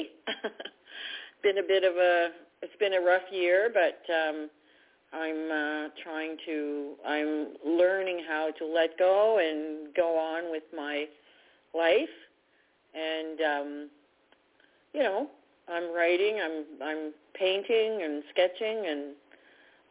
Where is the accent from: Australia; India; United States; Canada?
Canada; I'm from Canada